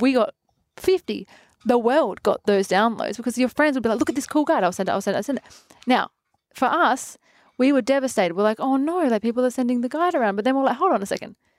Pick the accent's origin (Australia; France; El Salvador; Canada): Australia; Adelaide, South Australia; I'm from Adelaide